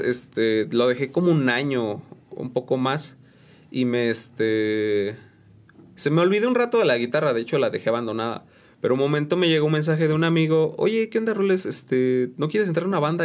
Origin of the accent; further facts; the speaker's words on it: San Juan del Río, Querétaro, Mexico; also born or lived in San Pedro Ahuacatlán; de aquí, de aquí de San Juan del Río